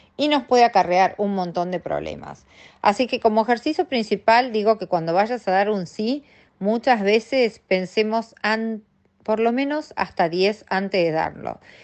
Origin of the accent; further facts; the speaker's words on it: Argentina; somos las argentinas